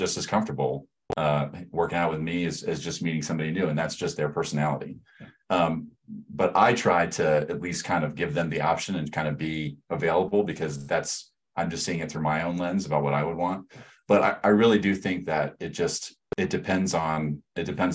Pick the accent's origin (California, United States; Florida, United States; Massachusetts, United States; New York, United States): Florida, United States; moved away as an adult; also born or lived in Alabama; now in Omaha, United States; I'm from Florida